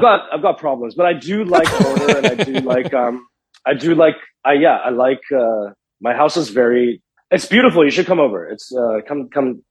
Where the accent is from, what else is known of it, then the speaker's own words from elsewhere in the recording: Johannesburg, Gauteng, South Africa; also born or lived in Canada; now in Los Angeles, United States; I grew up in Johannesburg, South Africa, which is a very big city